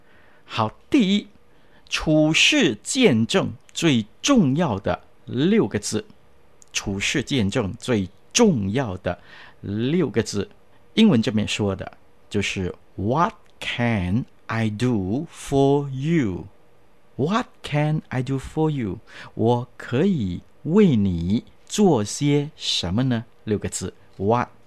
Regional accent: China; 我们中国人呢就不同了，我们捧起双手，然后说恭喜恭喜啊，别来无恙啊。

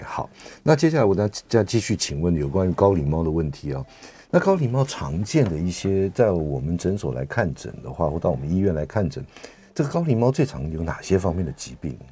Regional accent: Taiwan; 我们台湾人

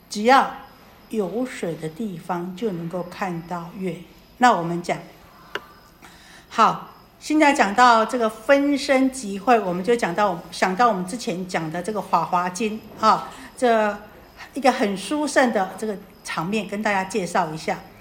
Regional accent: Taiwan; 我们台湾人好像礼轻情意重

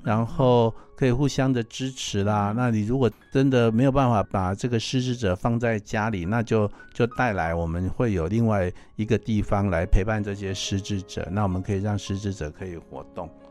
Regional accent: Taiwan; 我们中国人， 我们台湾人或者是老人家，我们很难把这个爱能够说出口

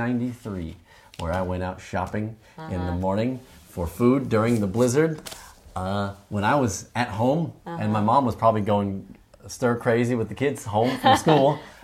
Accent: Rhode Island, United States; Where I grew up in Rhode Island, it took over a week for snow plows to get to our street.

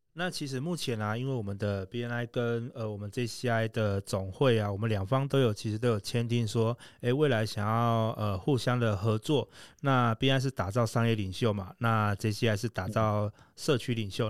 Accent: Taiwan; 我们台湾人

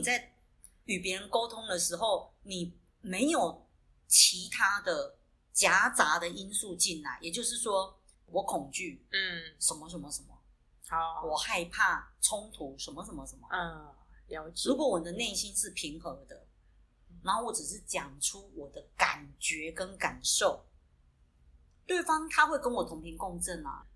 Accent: southern Taiwan, Taiwan; 我们是来自南台湾的Double

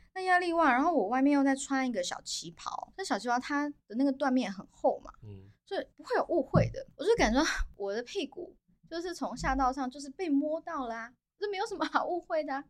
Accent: Taiwan; 我也是台湾人啊

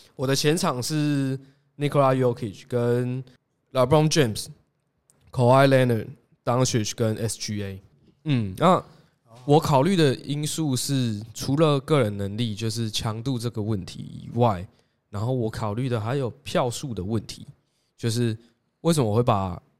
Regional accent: Tainan, Taiwan; 身为台南人，我自己非常支持台钢猎鹰

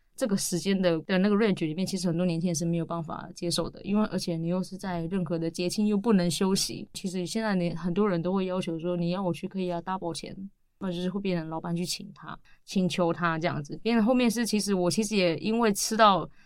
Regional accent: Siji Village, Datong Township, Yilan County, Taiwan; moved away as an adult; also born or lived in Taoyuan; now in Yilan, Taiwan; 我来自宜兰县大同乡四季村

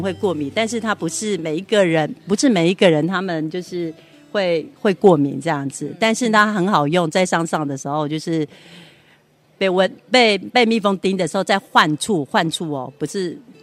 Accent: Shuilian tribe, Hualien County, Taiwan; moved away as an adult; 小时候我在水莲部落长大

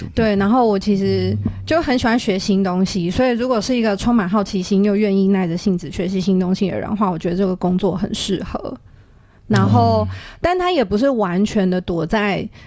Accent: Taiwan; 我自己真的是就是土生土长的台湾土鸡

